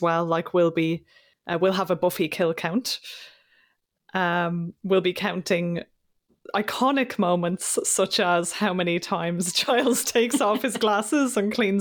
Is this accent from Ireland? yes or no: yes; Ireland; I'm Irish.